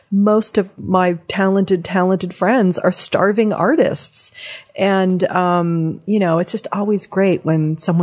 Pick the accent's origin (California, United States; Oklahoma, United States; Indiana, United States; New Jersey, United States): California, United States; Southern; growing up in Southern California